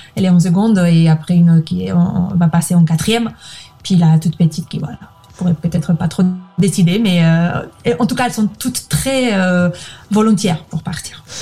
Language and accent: French; Spain; French is a second language; moved away as an adult; also born or lived in Madrid / Liège; Je suis espagnole, je garde ma nationalité